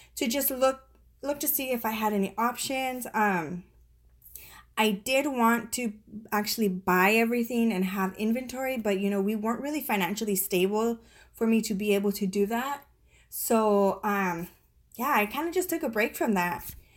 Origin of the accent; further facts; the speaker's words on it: San Diego, California, United States; moved away as an adult; also born or lived in Colorado Springs, Colorado; now in Virginia, United States; we are originally from San Diego, California